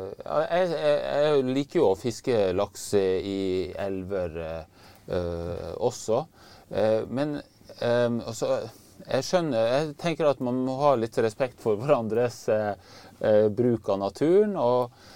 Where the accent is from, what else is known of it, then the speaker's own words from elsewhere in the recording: Hardanger, Vestland, Norway; moved away as an adult; now in Finnmark, Norway; Jeg vokste opp i Hardanger og fiska med onkelen min eh, i Hardangerfjorden. Og så har jeg bodd her oppe i Finnmark i 30 år nå